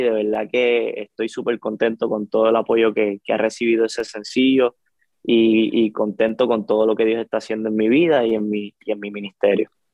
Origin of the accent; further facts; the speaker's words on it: Vega Baja, Puerto Rico; moved away as an adult; also born or lived in Manatí, Puerto Rico / Caguas, Puerto Rico / New York, United States; now in Kissimmee, United States; nací en Manatí, pero me crié en Vega Baja. Y a la edad de los 12 años, por ahí más o menos, me mudé hacia el pueblo de Caguas con toda mi familia.